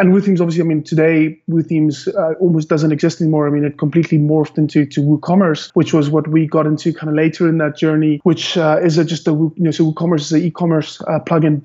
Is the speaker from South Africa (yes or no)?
yes; Cape Town, Western Cape, South Africa; I'm from born and bred Cape Town, South Africa